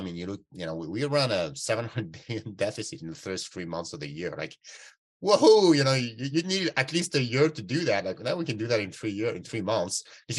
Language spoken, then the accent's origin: English; Canada; Yeah, and I'm a Canadian guy, you know.